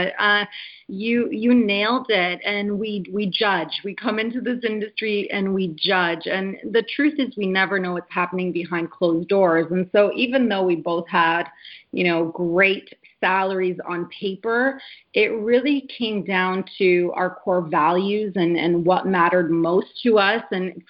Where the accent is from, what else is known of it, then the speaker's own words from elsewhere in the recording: Canada; also born or lived in Poland; I come from an immigrant family. I was born in Poland. We moved to Canada when I was 6 years old, my brother and I.